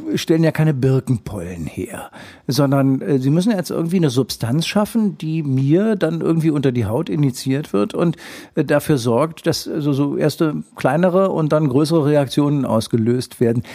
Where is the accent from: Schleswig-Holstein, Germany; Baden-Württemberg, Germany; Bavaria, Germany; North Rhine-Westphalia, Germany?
Schleswig-Holstein, Germany; wir Schleswig-Holsteiner